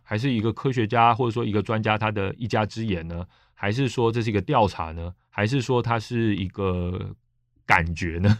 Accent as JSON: {"language": "Chinese", "country": "Taiwan", "said": "我就是台湾人啊，我台湾频道啊"}